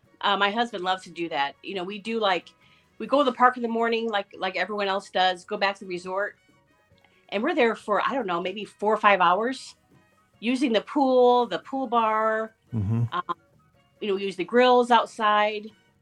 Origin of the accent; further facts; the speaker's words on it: Northern Indiana, United States; I'm from Northern Indiana.